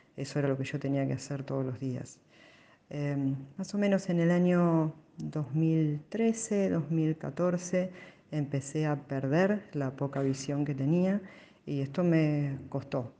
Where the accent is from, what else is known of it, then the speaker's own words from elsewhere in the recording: Buenos Aires, Argentina; nací en Capital Federal